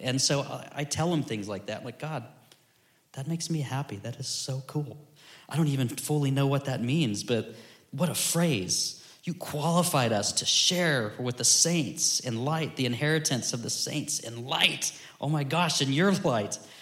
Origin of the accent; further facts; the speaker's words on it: Florida, United States; growing up in Florida